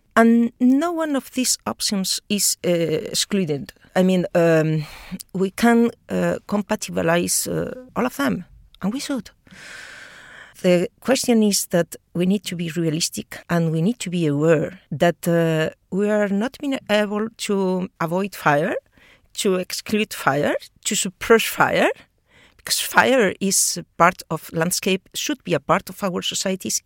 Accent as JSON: {"language": "English", "country": "Spain", "moved": "yes", "lives_now": "Australia", "said": "I'm talking from from Europe uh, because I'm Spanish."}